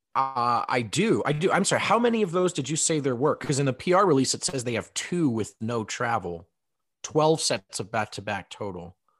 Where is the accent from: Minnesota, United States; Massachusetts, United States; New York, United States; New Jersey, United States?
New Jersey, United States; moved away; I grew up in New Jersey